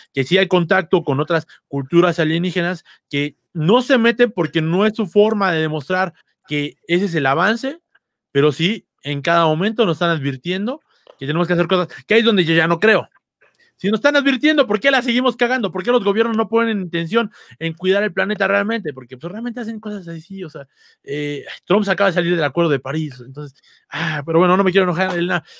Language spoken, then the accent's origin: Spanish; Mexico; aquí en México